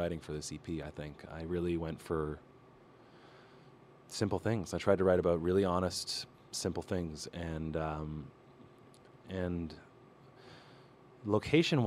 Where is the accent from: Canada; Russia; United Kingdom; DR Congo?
Canada; Toronto, Ontario; moved away as an adult; now in Nashville, United States; I'm from Toronto, Canada